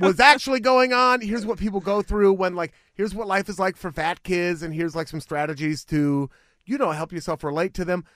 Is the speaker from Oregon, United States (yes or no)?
yes; Beaverton, Oregon, United States; Beaverton is the city where I was, unincorporated Washington County